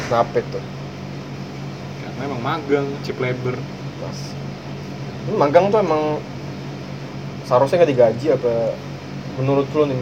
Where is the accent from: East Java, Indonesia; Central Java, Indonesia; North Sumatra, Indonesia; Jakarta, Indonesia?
Jakarta, Indonesia; East Jakarta; Nah, gue dari Jakarta Timur buset balik lagi nyampe rumah